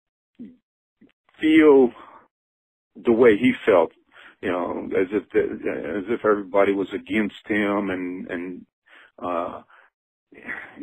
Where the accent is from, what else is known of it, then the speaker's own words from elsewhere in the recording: Cajun, Louisiana, United States; I'm definitely Cajun